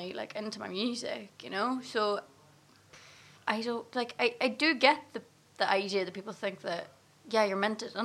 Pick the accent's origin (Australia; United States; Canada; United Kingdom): United Kingdom; Gortin, Northern Ireland; also born or lived in Enniskillen, Northern Ireland; I was raised in Gorchan, which is in the absolute middle of nowhere